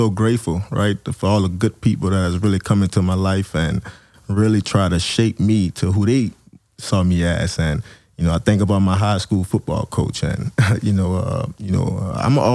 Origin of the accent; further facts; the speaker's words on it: New Orleans, Louisiana, United States; growing up in New Orleans